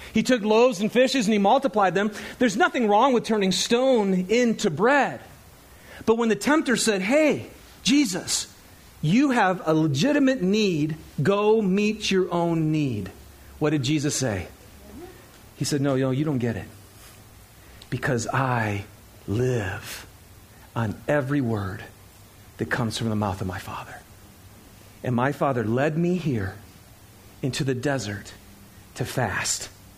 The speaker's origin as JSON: {"language": "English", "region": "Michigan", "country": "United States", "said": "I'm from Michigan, right? I'm thinking pine trees and, you know, maples and oaks."}